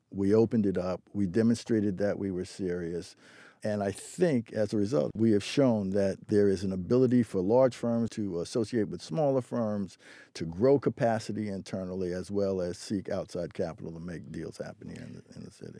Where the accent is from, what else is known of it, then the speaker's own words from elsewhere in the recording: New York, United States; now in Boston, United States; I'm originally from New York